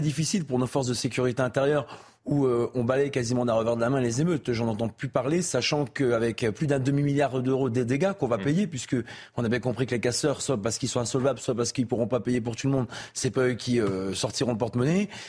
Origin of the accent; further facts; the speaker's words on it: the Nord, Hauts-de-France, France; comme on dit chez moi dans le Nord